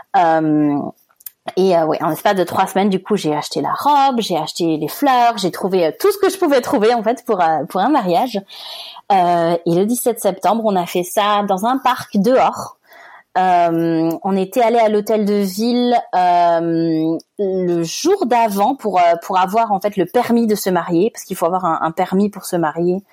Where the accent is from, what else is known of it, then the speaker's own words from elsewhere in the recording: France; accent: French; moved away as an adult; mon petit accent français